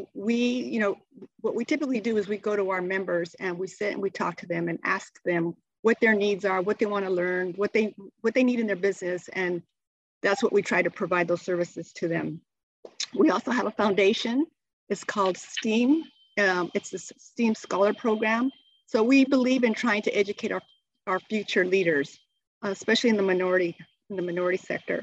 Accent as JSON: {"language": "English", "town": "Superior", "region": "Arizona", "country": "United States", "tie": "born or raised there", "said": "I was raised in Superior, Arizona, my small little mining town, very close-knit community"}